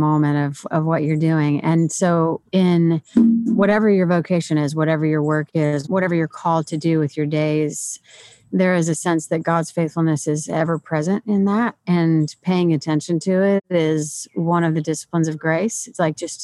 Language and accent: English; St. Louis, Missouri, United States; moved away; I'm originally from St. Louis